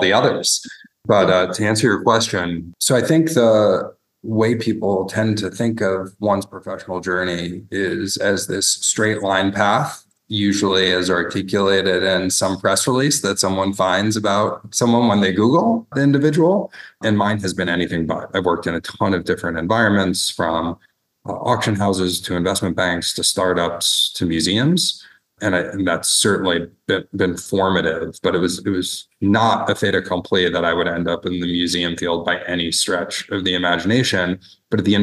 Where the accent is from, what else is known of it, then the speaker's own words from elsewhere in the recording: New York, United States; moved away as an adult; now in Toledo, United States; I'm originally from New York